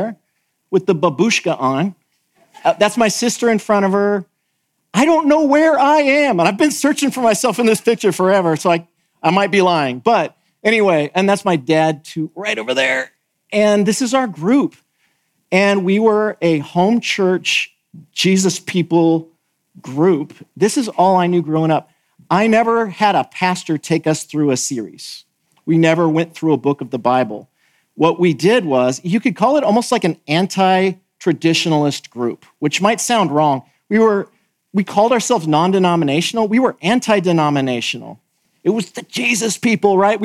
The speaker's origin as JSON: {"language": "English", "region": "California", "country": "United States", "also_born_or_lived": "the South (US)", "moved": "as an adult", "lives_now": "Southern United States, United States", "said": "I'm from California"}